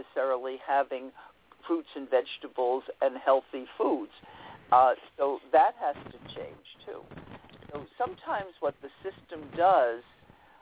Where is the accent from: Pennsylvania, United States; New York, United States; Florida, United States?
New York, United States; New York City; I grew up in Queens and went to Queens College and studied education there